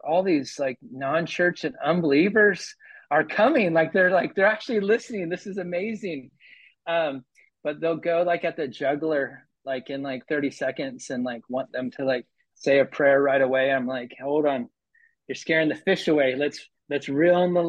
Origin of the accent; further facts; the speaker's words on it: California, United States; also born or lived in Florida; now in Oceanside, United States; I'm originally from California, but we lived in Florida for 15 years